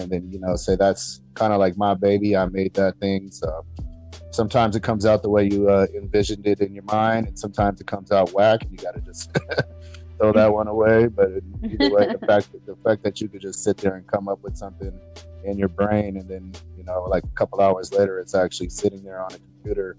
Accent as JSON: {"language": "English", "town": "San Diego", "region": "California", "country": "United States", "tie": "born or raised there", "also_born_or_lived": "San Jose / Redwood City", "said": "I was born in San Jose, and I was raised in Redwood City until I was about like 6 or 7. And then my mom decided she wanted to move to San Diego, so we came here"}